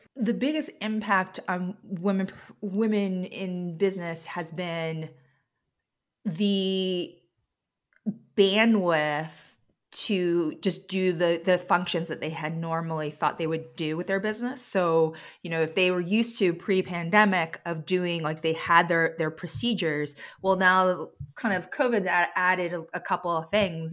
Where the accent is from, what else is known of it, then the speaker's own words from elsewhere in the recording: New York City, New York, United States; now in Vermont, United States; I grew up in New York City